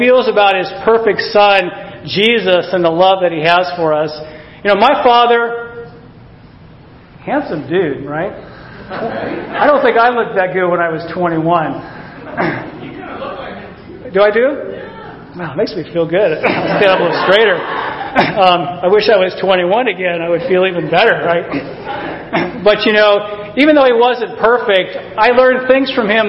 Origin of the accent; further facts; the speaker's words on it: Alaska, United States; I was born in Alaska